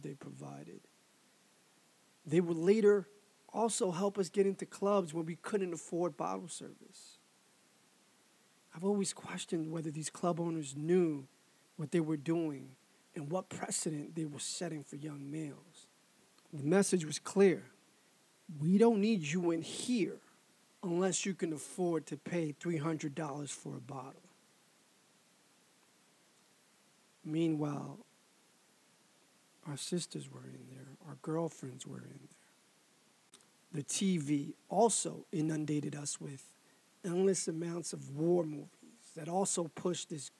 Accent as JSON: {"language": "English", "town": "New York City", "region": "New York", "country": "United States", "said": "I was also from Harlem, and at the time it was known as money-making Harlem"}